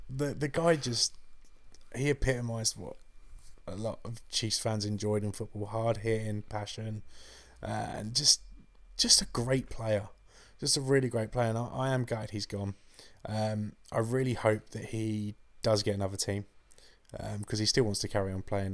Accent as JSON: {"language": "English", "region": "England", "country": "United Kingdom"}